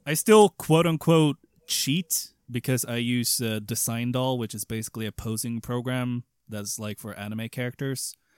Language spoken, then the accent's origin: English; Sweden; English is a second language; I'm not American nor English. I'm Swedish.